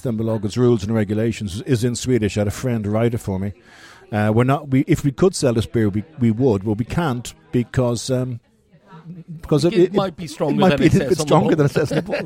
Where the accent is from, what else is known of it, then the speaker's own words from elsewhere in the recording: Dublin, Leinster, Ireland; moved away as an adult; now in Uppsala, Sweden; I'm from Dublin. I've been working in and around beer since I was 14, 15, 16, Grand Hotel in Dublin